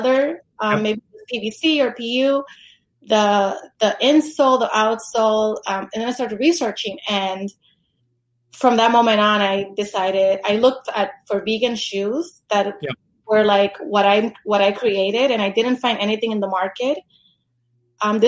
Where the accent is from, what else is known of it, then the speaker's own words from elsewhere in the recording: New York City, New York, United States; moved away as an adult; also born or lived in Los Angeles; I'm from New York